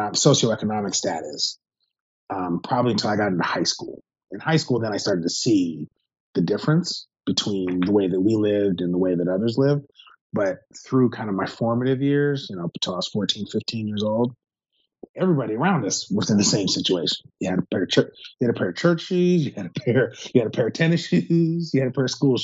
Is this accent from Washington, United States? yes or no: yes; Seattle, Washington, United States; I grew up in Seattle